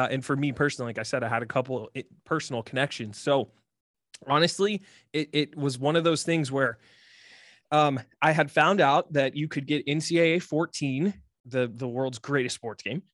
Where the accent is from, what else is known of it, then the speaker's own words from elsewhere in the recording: Columbus, Ohio, United States; Born and raised in Columbus, Ohio, big lifelong Ohio State fan